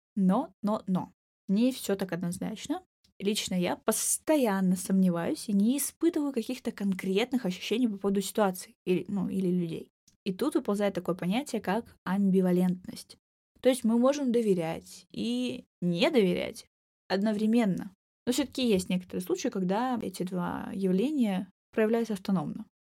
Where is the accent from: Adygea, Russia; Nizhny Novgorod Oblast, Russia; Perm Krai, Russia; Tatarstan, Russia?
Adygea, Russia; Maykop; moved away; Майкоп, собственно, мой родной город, в котором живет моя семья и часть друзей с детства, маленький город